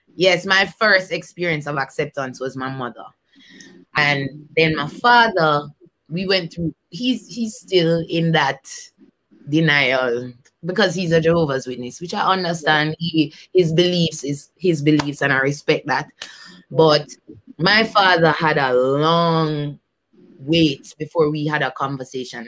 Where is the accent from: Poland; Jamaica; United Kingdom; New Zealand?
Jamaica; Kingston; I grew up in Kingston, Jamaica.